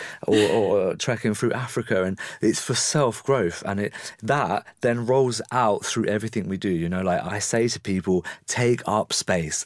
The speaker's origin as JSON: {"language": "English", "region": "England", "country": "United Kingdom", "said": "I'm very English"}